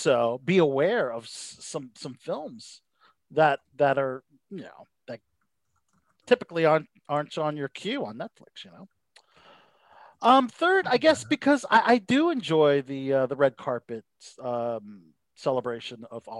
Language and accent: English; Philippines; I'm Filipino